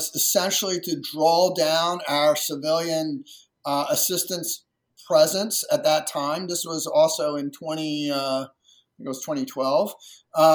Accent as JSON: {"language": "English", "region": "rural Maryland", "country": "United States", "tie": "born or raised there", "said": "I grew up in rural Maryland, and, you know, 50 plus years ago, it was even more rural"}